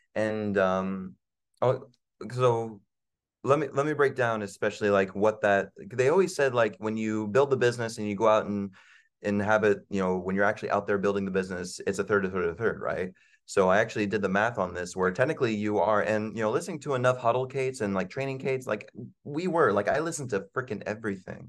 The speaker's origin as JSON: {"language": "English", "region": "Virginia", "country": "United States", "tie": "born or raised there", "moved": "yes", "said": "I grew up in Virginia"}